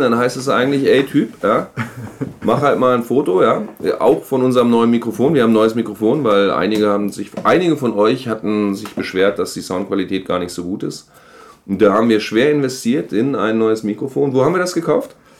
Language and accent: German; Göttingen, Lower Saxony, Germany; moved away; Meine Heimatstadt liegt an der Leine